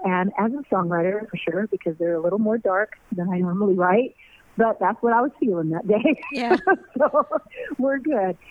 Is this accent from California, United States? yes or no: yes; Norwalk, California, United States; I'm a girl from Norwalk, California, who got a record deal at 14